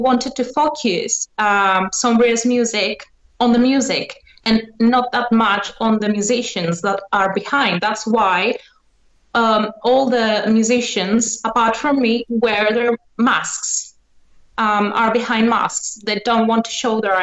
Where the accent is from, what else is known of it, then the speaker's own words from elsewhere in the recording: Athens, Attica, Greece; I'm from Athens